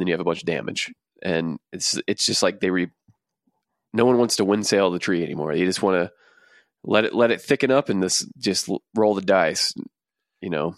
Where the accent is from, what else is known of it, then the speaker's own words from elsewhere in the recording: Texas, United States; we're from Texas